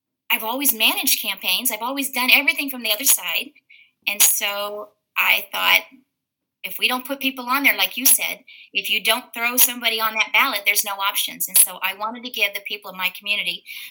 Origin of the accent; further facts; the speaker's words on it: Indiana, United States; now in Alabama, United States; I'm actually from Indiana